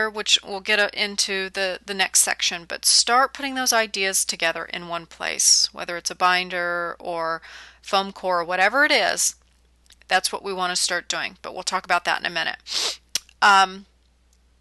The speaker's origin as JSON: {"language": "English", "region": "California", "country": "United States", "tie": "born or raised there", "moved": "as an adult", "lives_now": "the South, United States", "said": "I'm born and raised in California"}